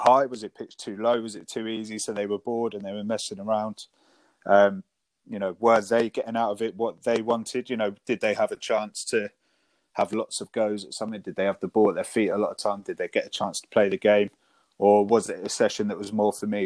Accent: Devon, South West England, United Kingdom; moved away as an adult; now in Sussex, United Kingdom; I moved up to Sussex from Devon, where I grew up

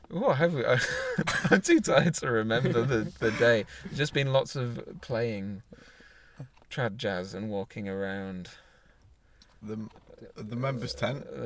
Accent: Scarborough, Yorkshire and the Humber, United Kingdom; The reporter for the local newspaper decided, asked us where we were from, and upon hearing we we're from Scarborough, said, We can't print that.

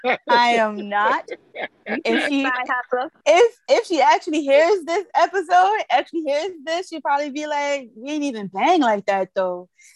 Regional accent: Brooklyn, New York, United States; No, I'm from Brooklyn. I don't care about no Boston.

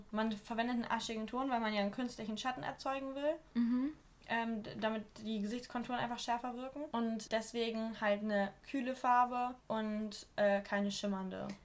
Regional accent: Wolfenbüttel, Lower Saxony, Germany; Ich komme nämlich aus Wolfenbüttel und auch dort kommt der Jägermeister her.

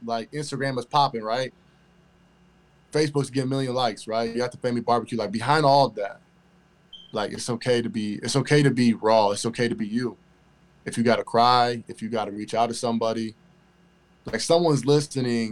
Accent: Elkhart, Indiana, United States; I'm originally from Elkhart, Indiana, which is right down the street from South Bend

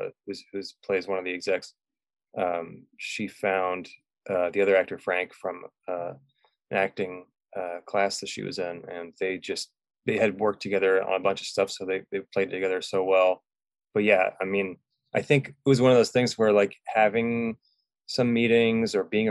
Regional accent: England, United Kingdom; also born or lived in California; Well, I grew up in England. Parents are English, and we kind of went back and forth a lot, and then we settled in California, Northern California.

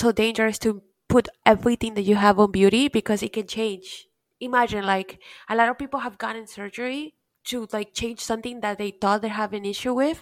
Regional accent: Peru; now in Miami, United States; growing up in Peru

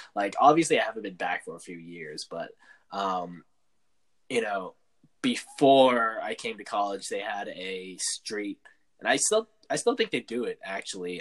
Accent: San Francisco, California, United States; I'm from San Francisco and like growing up on like opposite coasts

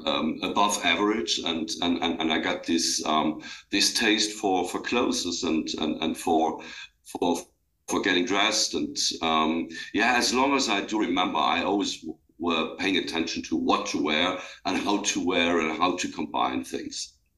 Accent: Luxembourg; I grew up in Luxembourg. It's a small country, and I grew up on the countryside.

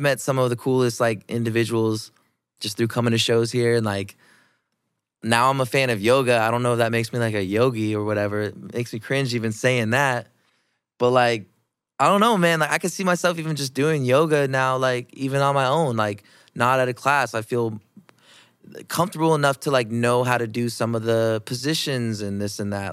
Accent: Iowa, United States; I've been born and raised in Iowa

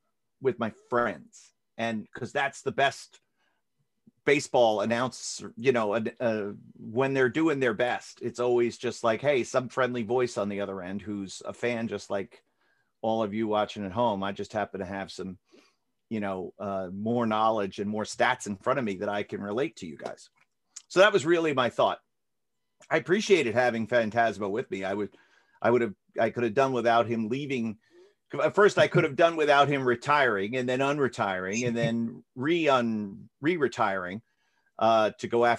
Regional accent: Florida, United States; I grew up in Florida

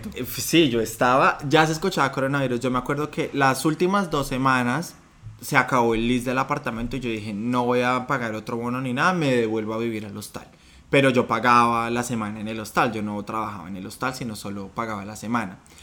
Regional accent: Colombia; moved away as an adult; now in Sydney, Australia

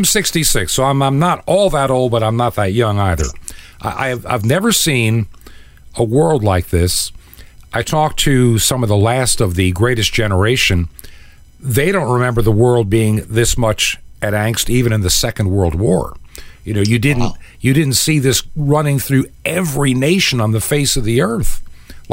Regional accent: Long Island, New York, United States; now in the South, United States; I was raised actually in Long Island in New York, though I live in the South many decades now

